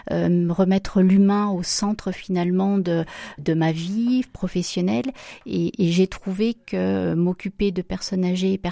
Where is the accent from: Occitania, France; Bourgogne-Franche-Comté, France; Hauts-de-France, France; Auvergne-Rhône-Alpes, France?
Auvergne-Rhône-Alpes, France; Saint-Étienne; Oui, oui, oui. Donc, je suis née à Saint-Étienne et donc euh, mes parents habitent toujours euh, dans la plaine du Forêt.